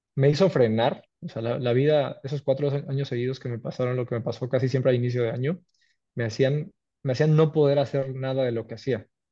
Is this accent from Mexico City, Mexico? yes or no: no; Cancún, Quintana Roo, Mexico; soy cancunense, orgullosamente mexicano, tengo 35 años, nací y me crié y crecí en Cancún.